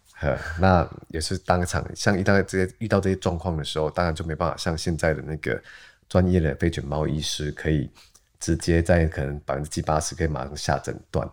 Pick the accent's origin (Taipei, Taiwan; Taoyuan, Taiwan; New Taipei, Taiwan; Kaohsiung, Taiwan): Kaohsiung, Taiwan; Gangshan; 我家老家在冈山，高雄冈山那边